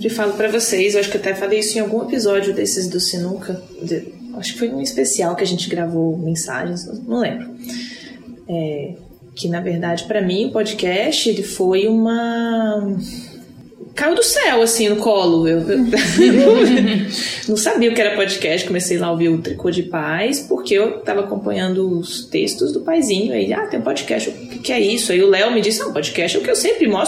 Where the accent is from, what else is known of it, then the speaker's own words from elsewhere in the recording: Brasília, Federal District, Brazil; Sou de Brasília e estou em Florianópolis.